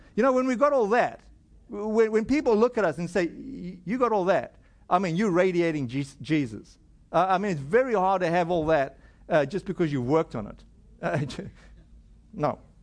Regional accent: South Africa; moved away; my home country in South Africa

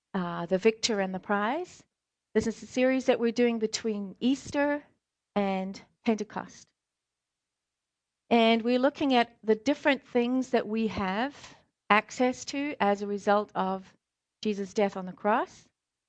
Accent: South Africa; also born or lived in Scotland; now in United States; the quick version is I was born in Scotland, raised in South Africa, and I'm more American than I am anything.

